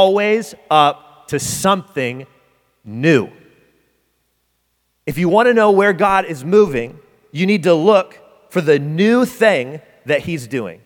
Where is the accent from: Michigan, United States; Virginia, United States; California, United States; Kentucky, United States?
Michigan, United States; Detroit; moved away; I'm from Detroit. It's cold, but it ain't this cold.